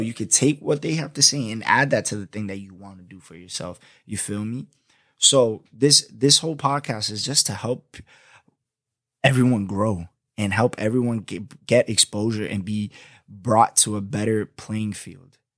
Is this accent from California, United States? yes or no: no; Florida, United States; accent: New York; also born or lived in Boston, Massachusetts; I went to high school, elementary, and middle school down here in Florida most of my life. I'm a Florida boy.